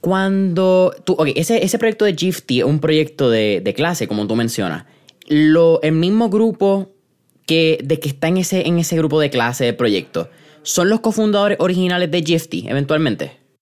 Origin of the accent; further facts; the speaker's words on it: San Juan, Puerto Rico; Yo soy de San Juan